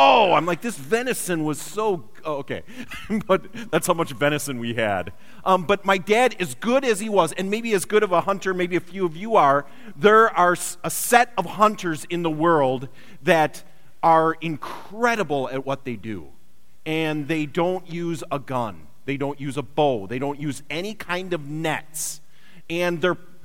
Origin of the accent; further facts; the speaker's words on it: Wisconsin, United States; I grew up in Wisconsin